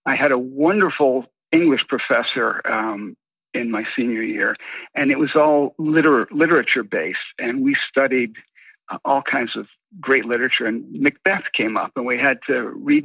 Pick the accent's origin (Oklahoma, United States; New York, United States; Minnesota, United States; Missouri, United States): New York, United States; Buffalo; now in Toluca Lake, United States; I grew up for 14 years on the outskirts of Buffalo, New York, in a small working class area